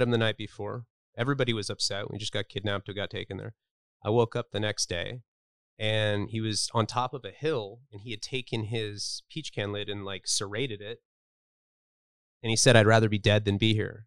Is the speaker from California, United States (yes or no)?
yes; Santa Barbara, California, United States; I grew up in Santa Barbara, California